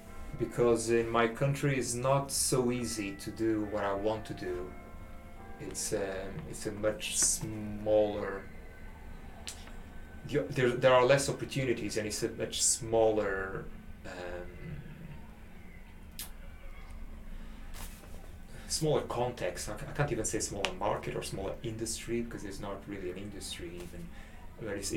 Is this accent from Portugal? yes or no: yes; Portugal; moved away as an adult; also born or lived in Angola / England; now in Sheffield, United Kingdom; I am from Portugal because that's the culture, that's the country where I grew up, and that's my citizenship.